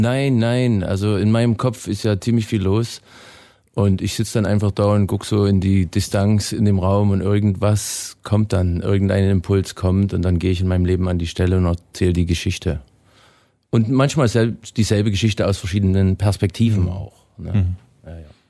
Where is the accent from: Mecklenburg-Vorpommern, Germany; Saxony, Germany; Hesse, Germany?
Saxony, Germany; Erzgebirge; moved away as an adult; now in Canada; wir waren 300 Meter unter meiner Heimatstadt